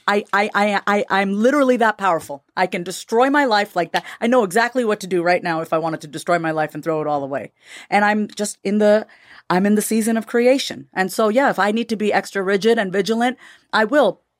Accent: United States; also born or lived in India (ancestry); they all know we're American. We're dressed in American clothes. I'm Indian, but they know we're from the West

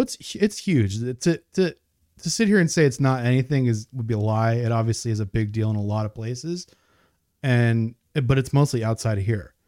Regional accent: New York, United States; I grew up in New York, so I was familiar with E C W and W W F

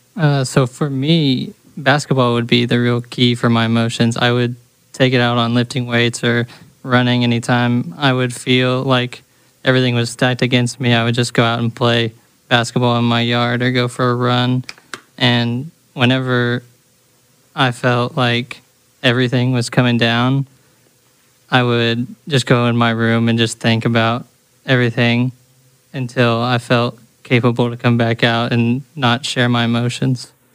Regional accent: Edmond, Oklahoma, United States; I'm from Edmond, Oklahoma

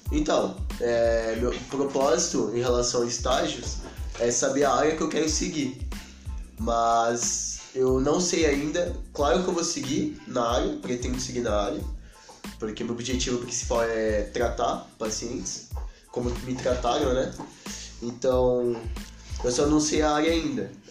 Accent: São Paulo, Brazil; born there; eu já nasci em São Paulo.

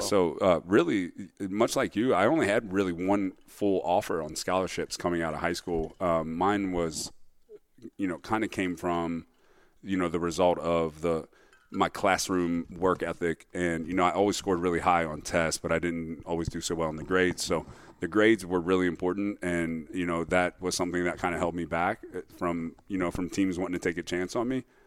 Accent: Cincinnati, Ohio, United States; I grew up in Cincinnati, Ohio, on the west side, best side

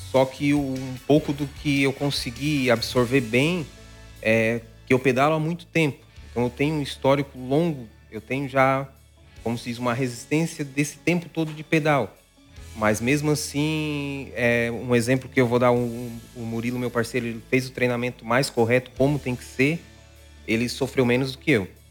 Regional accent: Araranguá, Santa Catarina, Brazil; sou de Araranguá

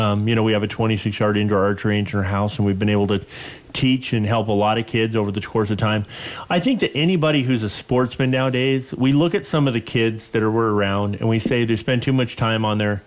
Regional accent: Western United States, United States; growing up in the Western United States

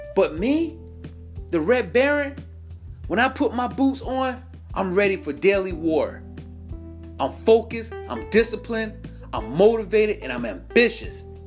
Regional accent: New York, United States; moved away; I'm originally from New York

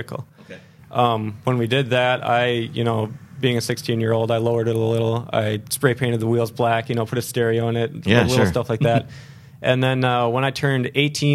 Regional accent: Becker, Minnesota, United States; also born or lived in St. Cloud, Minnesota / Sartell, Minnesota; I grew up right in Becker.

